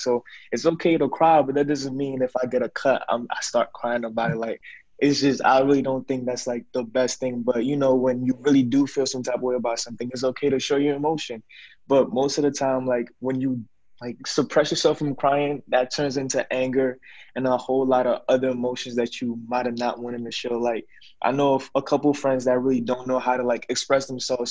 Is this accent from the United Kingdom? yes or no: no; Ghana; I'm from Ghana